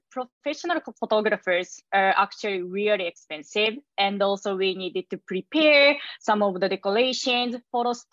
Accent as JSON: {"language": "English", "country": "Japan", "tie": "born or raised there", "moved": "as an adult", "lives_now": "New York, United States", "said": "I was born and raised in Japan and moved to New York in 2021"}